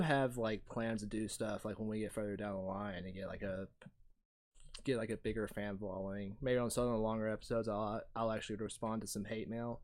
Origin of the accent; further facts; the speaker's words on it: Ringgold, Georgia, United States; also born or lived in Chattanooga, Tennessee; when I grew up, I grew up in Ringgold.